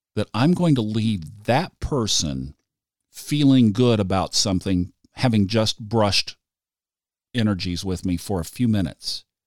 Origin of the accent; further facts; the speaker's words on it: Tulsa, Oklahoma, United States; I grew up in Tulsa, Oklahoma